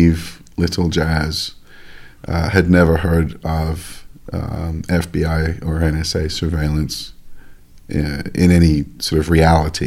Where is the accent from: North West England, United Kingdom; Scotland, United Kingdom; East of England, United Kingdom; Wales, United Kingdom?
Wales, United Kingdom; Llantwit Fardre, South Glamorgan; also born or lived in Cardiff; I was born in Ysbyty Diwylliant in Cardiff, but I was raised, I grew up in Llanelltid Fawr in South Glamorgan.